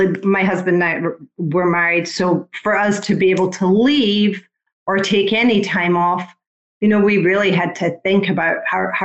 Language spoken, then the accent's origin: English; United Kingdom; also born or lived in Ocala, Florida; now in Palm City, United States; I'm British